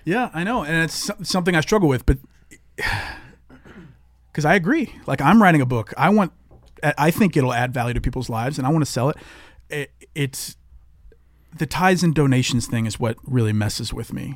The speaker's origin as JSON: {"language": "English", "region": "the South", "country": "United States", "tie": "born or raised there", "said": "growing up in the South"}